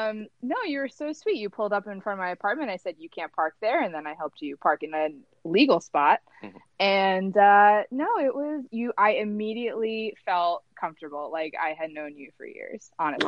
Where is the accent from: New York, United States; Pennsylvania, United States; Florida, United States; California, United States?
New York, United States; Because I grew up on Long Island.